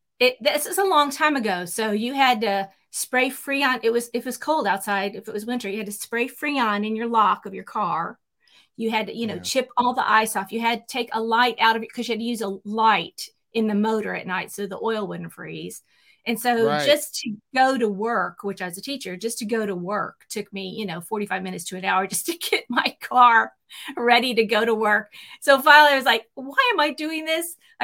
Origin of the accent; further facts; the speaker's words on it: Chicago, Illinois, United States; moved away as an adult; also born or lived in Kennett, Missouri / Oregon; now in Texas, United States; Oregon when I was real young, and then back to Missouri and then up to Chicago. And that's where I spent most of my formative years from like third grade through college, was up in the Chicago area.